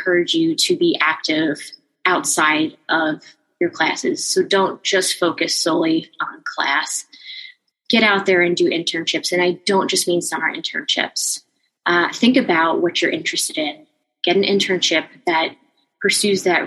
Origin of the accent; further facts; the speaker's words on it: New Jersey, United States; I am also from New Jersey and had attended Rutgers